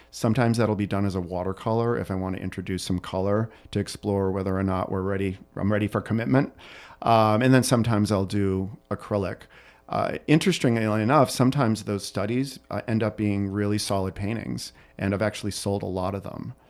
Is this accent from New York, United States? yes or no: no; Burlington, Massachusetts, United States; also born or lived in Florence, Italy; now in Chicago, United States; I grew up i, right outside of Boston, Massachusetts, in a town called Burlington